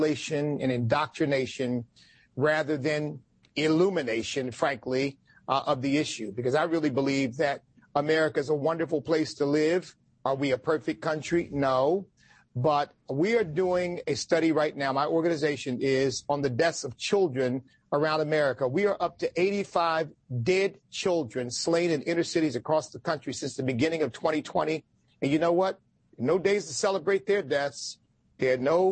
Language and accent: English; United States; I'm an American of African ancestry.